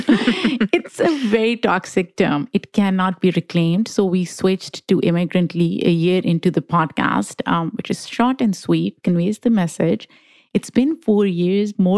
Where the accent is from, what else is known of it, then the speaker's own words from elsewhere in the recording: Pakistan; English is a second language; moved away as an adult; now in United States; I am an immigrant, Pakistani-American